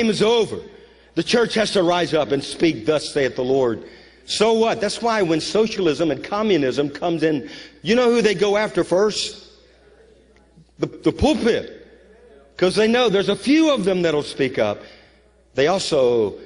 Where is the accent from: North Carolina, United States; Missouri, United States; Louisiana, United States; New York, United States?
Louisiana, United States; moved away; I'm from Louisiana